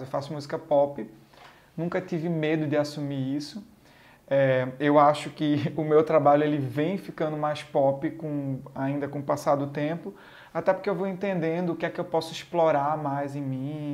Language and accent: Portuguese; Garanhuns, Pernambuco, Brazil; eu sou pernambucano, eu sou de Garanhuns, interior de Pernambuco.